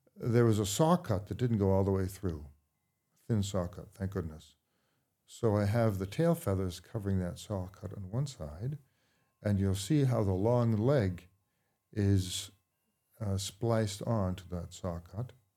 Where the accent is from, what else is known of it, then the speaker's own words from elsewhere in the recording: Brookline, Massachusetts, United States; also born or lived in Bath, Maine / Woolwich, Maine; now in Maine, United States; in Brookline, Mass